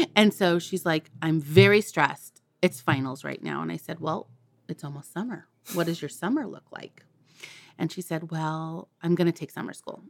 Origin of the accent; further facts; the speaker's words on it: Santa Cruz, California, United States; I, um, was born and raised in Santa Cruz, California